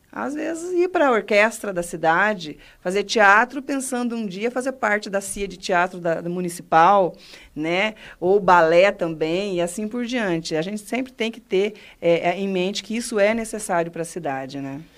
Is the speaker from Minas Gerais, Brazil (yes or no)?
no; Mato Grosso, Brazil; moved away as an adult; also born or lived in Cascavel, Paraná / Roraima; now in Foz do Iguaçu, Brazil; fui com o povo lá para o Mato Grosso